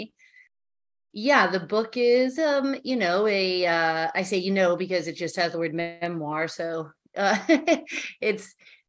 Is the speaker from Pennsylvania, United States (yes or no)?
no; New York City, New York, United States; I grew up in the Chelsea Hotel.